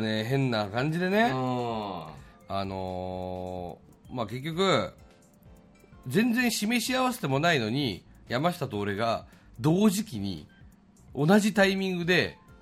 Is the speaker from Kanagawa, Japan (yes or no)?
yes; Yokohama, Kanagawa, Japan; 僕出身地聞かれたらはい、その横浜って答えるんで